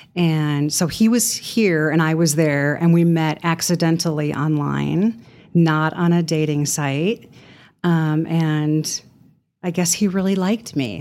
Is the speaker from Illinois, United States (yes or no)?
yes; Chicago, Illinois, United States; moved away as an adult; now in Amarillo, United States; I am originally from Chicago